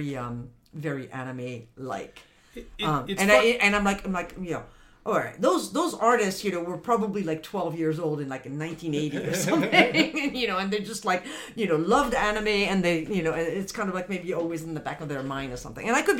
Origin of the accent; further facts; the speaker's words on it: France; moved away; I grew up in France